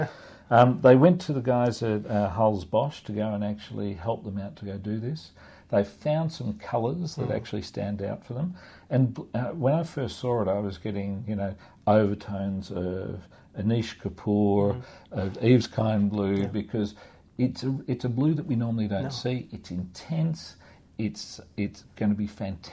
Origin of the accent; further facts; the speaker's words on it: Australia; now in Hong Kong; I'm from Australia